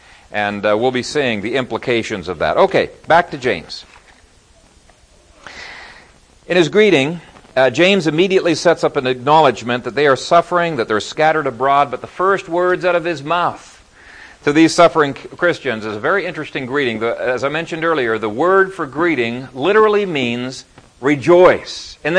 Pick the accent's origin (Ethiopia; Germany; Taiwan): Ethiopia; When I was growing up in Ethiopia, there was a mountain range behind our house, and my brothers and I made a trek up there.